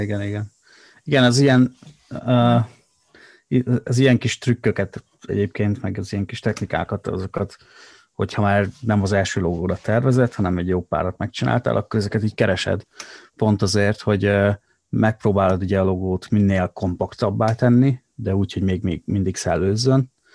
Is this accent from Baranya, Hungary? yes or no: no; Szabolcs-Szatmár-Bereg, Hungary; accent: Szabolcs dialect; moved away; szabolcs, szabolcsiak vagyunk, és uh, egy nagyon erős tájszólás uh, jellemzi ezt a, ezt a vidéket